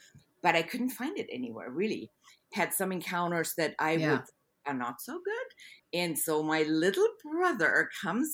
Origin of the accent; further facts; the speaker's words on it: Germany; moved away as an adult; also born or lived in Munich, Germany; now in Houston, United States; I grew up in Germany